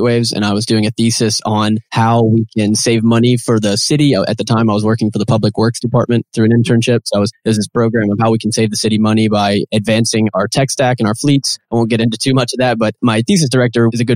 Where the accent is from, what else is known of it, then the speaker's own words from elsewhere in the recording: Nashville, Tennessee, United States; moved away as an adult; now in Chattanooga, United States; I was born and raised in Nashville, Tennessee, but moved down here for school.